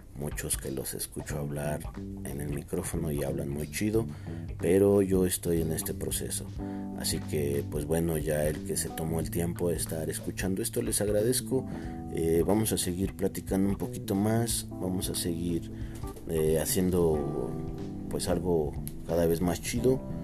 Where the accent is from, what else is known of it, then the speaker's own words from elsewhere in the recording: Teziutlán, Puebla, Mexico; moved away; Regreso aquí a mi tierra, Teciutlán, Puebla